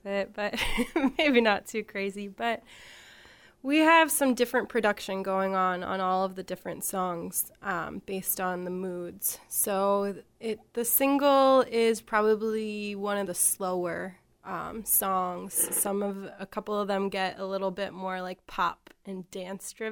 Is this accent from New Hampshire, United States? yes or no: yes; Nashua, New Hampshire, United States; I am from Nashua, New Hampshire.